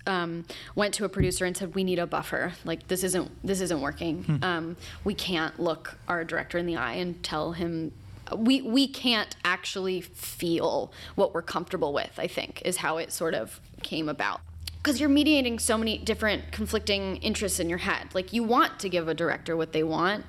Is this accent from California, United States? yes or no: yes; Los Angeles, California, United States; moved away as an adult; also born or lived in New York City; I moved back to Los Angeles from New York. I grew up here